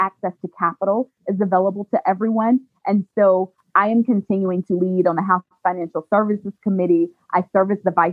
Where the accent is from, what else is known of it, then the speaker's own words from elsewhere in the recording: Alabama, United States; now in Atlanta, United States; I grew up in Alabama